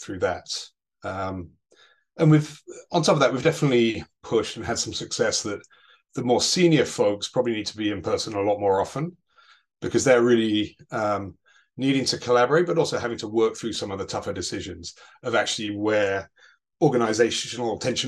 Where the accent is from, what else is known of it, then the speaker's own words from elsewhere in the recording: Chicago, Illinois, United States; You can tell by the accent I'm from Chicago.